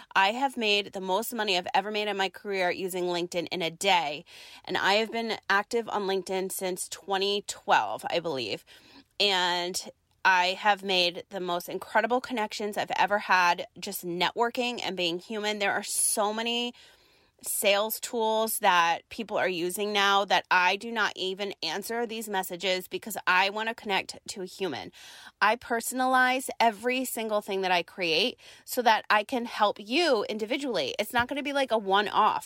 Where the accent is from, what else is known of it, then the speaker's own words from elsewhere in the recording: East Coast, United States; now in San Diego, United States; we're both from the East Coast